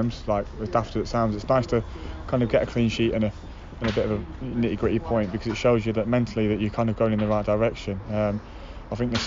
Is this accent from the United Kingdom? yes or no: yes; Nottingham, East Midlands, United Kingdom; also born or lived in Watford; I'm actually from Nottingham. I'm born and bred in Nottingham